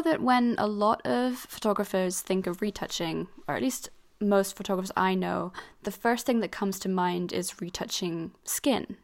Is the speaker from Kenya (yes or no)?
no; Switzerland; I grew up in Switzerland and, like, and especially in my kind of community, 'cause I was part of an international school